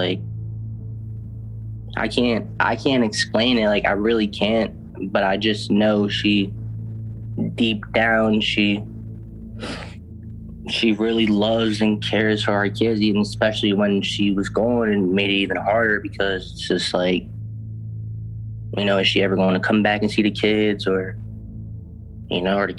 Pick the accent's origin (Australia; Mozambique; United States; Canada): United States; We're from America.